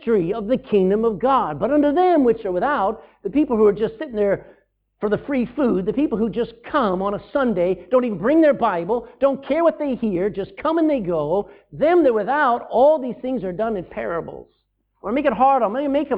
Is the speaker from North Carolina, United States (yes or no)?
no; Texas, United States; my home state of Texas